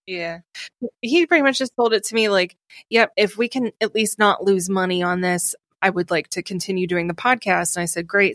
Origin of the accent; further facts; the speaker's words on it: Ohio, United States; accent: Ohio; moved away as an adult; also born or lived in Rochester, New York; now in New York City, United States; my Ohio accent